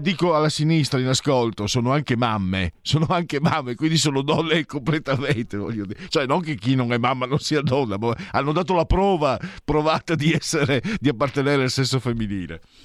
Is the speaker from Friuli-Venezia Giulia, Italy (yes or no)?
yes; Friuli-Venezia Giulia, Italy; also born or lived in Veneto; Io vengo dal Friuli